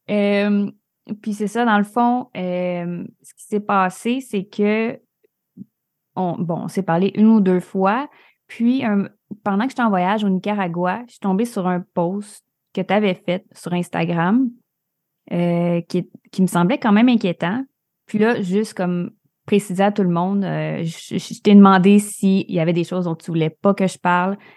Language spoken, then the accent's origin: French; Alma, Quebec, Canada; moi, je viens à la base du Lac-Saint-Jean.